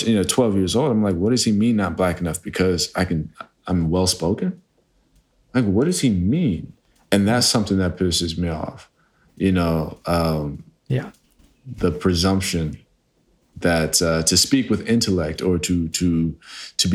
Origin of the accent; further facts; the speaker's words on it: New Jersey, United States; I was raised in New Jersey around the KKK.